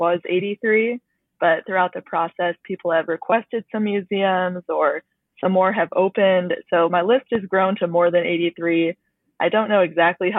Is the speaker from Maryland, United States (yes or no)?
no; Chicago, Illinois, United States; now in Washington, D.C., United States; I'm originally from the Chicago area